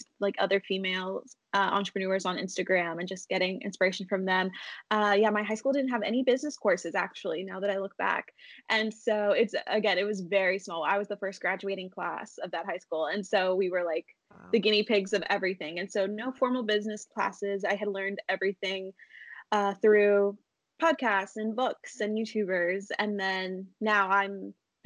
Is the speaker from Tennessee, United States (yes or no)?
yes; East Tennessee, United States; now in Nashville, United States; I grew up in East Tennessee, right near the mountains